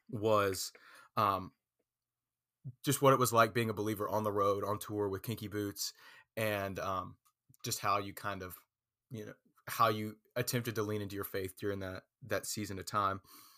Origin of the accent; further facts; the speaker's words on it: Effingham, South Carolina, United States; So me and Andrew grew up together in Florence, South Carolina. He's from Pamplico. I'm from Effingham, South Carolina. So we just say we're from Florence, South Carolina, I guess.